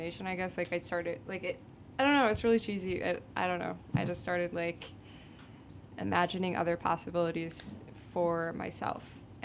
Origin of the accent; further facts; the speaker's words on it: Byron, Illinois, United States; moved away as an adult; also born or lived in Rockford, Illinois; now in Chicago, United States; Technically, I grew up in Byron, which is a really small town that is, like, 30 minutes outside of Rockford.